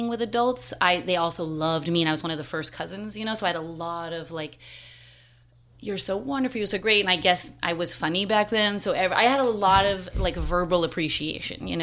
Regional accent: New York City, New York, United States; moved away as an adult; now in Philadelphia, United States; growing up in Manhattan in the 70s

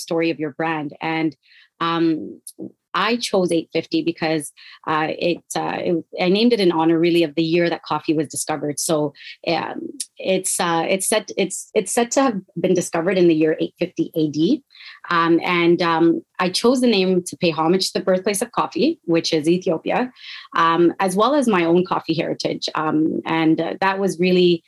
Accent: Toronto, Ontario, Canada; now in Ottawa, Canada; I was living in Toronto, which is where I grew up

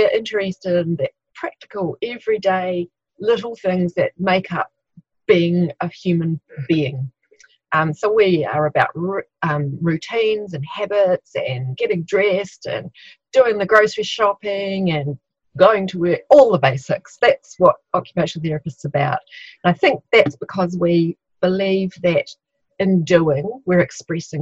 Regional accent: Christchurch, Canterbury, New Zealand; I'm from Christchurch, New Zealand.

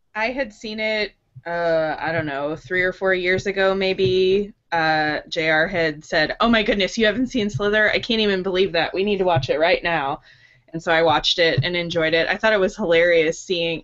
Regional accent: St. Louis, Missouri, United States; St. Louis, which is my hometown.

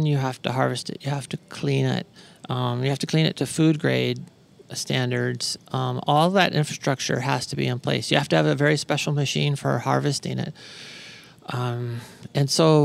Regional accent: Arizona, United States; from Arizona.

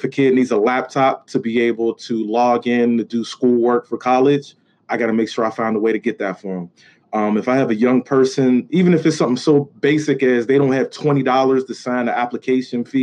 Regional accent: Pittsburgh, Pennsylvania, United States; I grew up in the projects. I was raised in the projects. And from there, I went to a neighborhood in the Hill

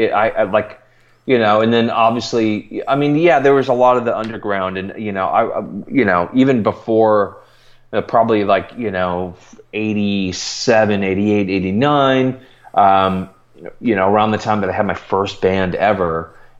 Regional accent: Milwaukee, Wisconsin, United States; I grew up just outside of Milwaukee

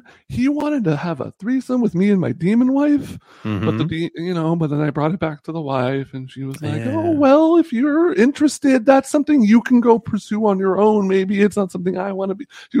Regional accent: Bahamas; born there; I was born in the Bahamas.

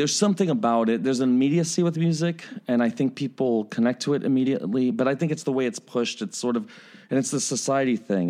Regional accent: New York, United States; now in Chicago, United States; I was born in New York, so there is that part of me that's, like, that New York, uh, kid still in me

